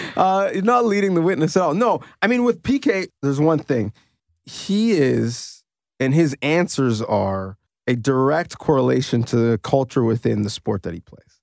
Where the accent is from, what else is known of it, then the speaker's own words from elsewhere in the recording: Canada; as a Canadian second generation or first generation immigrant